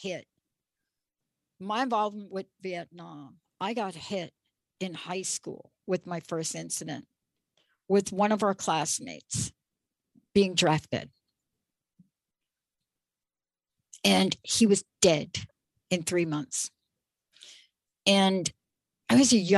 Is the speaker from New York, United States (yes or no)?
yes; New York, United States; I grew up in New York